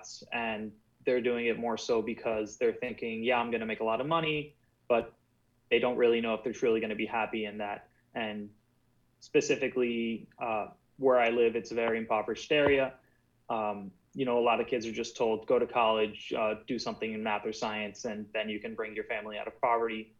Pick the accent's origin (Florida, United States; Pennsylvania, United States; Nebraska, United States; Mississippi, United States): Florida, United States; born or raised there; also born or lived in Cuba